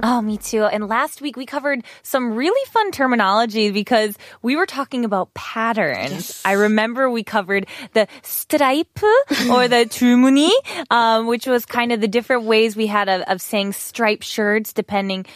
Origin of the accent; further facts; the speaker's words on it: Wisconsin, United States; moved away; I am from the country and we have lots of cows